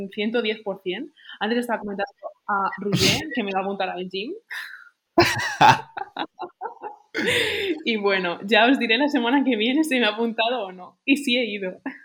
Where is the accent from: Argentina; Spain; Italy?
Spain; soy muy española